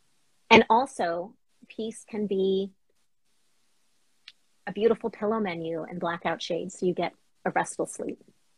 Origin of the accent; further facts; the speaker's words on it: Boston, Massachusetts, United States; So as a Bostonian, I love underground at Ink Block.